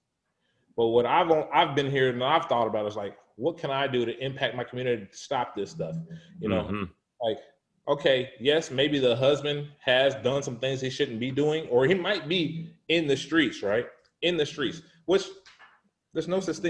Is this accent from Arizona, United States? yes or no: yes; Phoenix, Arizona, United States; also born or lived in Oklahoma City / Dallas; now in Bay Area, United States; I'm from Phoenix, Arizona. I lived in Oklahoma City. I lived in Dallas